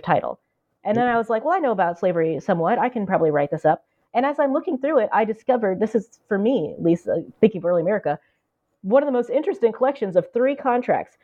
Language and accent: English; the Ozarks, southwest Missouri, United States; moved away as an adult; also born or lived in Minneapolis; now in Cambridge, United States; we both grew up in the Ozarks